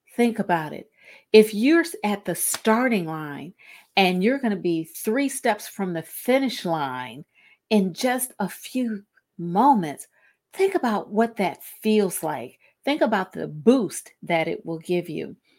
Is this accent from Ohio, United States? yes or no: yes; Cleveland, Ohio, United States; in Northeast Ohio, in Cleveland, um, my hometown